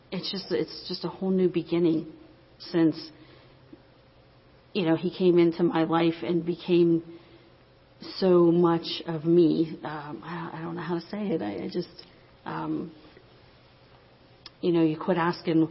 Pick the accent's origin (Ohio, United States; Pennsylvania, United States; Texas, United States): Pennsylvania, United States; Finleyville; I'm from Finleyville